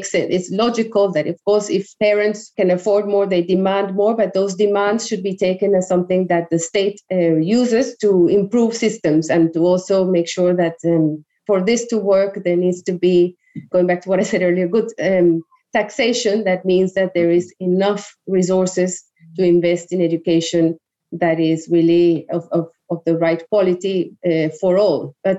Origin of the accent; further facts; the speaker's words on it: Colombia; English is a second language; As I said, I learned English. The majority of others in Colombia who wouldn't have access to that don't have that opportunity.